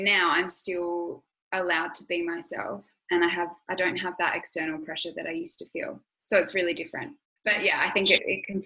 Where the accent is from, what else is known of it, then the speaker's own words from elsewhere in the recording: Adelaide, South Australia, Australia; also born or lived in Sydney; Adelaide, growing up there, yeah, it is small.